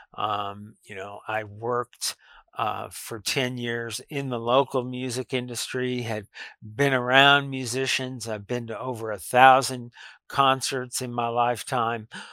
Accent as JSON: {"language": "English", "town": "Lubbock", "region": "Texas", "country": "United States", "tie": "born or raised there", "said": "I grew up around Texas Tech University. Uh, it's been my whole life, really, um, ever since I was very little"}